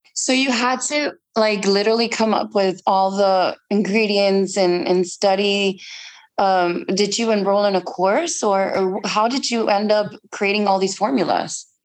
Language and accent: English; Mexico; now in Yucatan, Mexico; I'm Mexican myself, and I live in Yucatan.